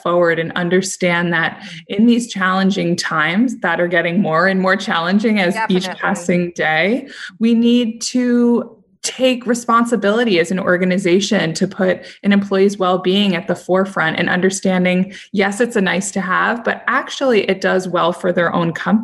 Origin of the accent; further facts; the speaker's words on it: New York City, New York, United States; I'm from New York City